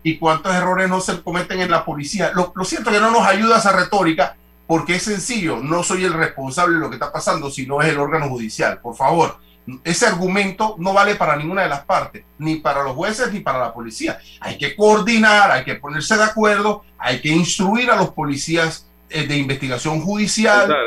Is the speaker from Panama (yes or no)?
yes; Panama; como panameños